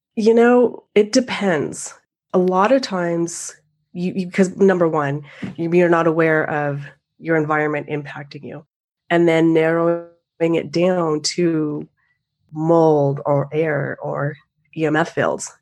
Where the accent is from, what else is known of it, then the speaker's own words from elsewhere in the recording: the Northwest, Pacific Northwest, United States; I grew up in the Northwest skiing